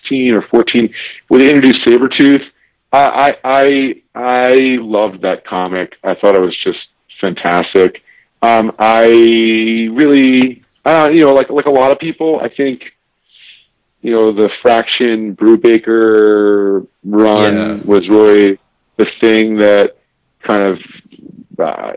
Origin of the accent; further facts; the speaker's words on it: New York City, New York, United States; I grew up on the Upper West Side of New York City, on 105th and Broadway